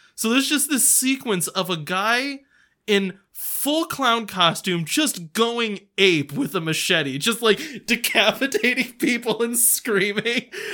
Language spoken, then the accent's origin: English; United States; I'm an American